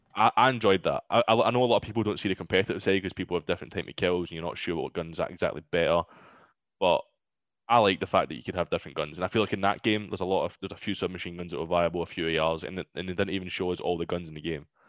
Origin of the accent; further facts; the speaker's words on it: Glasgow, Scotland, United Kingdom; I'm from Glasgow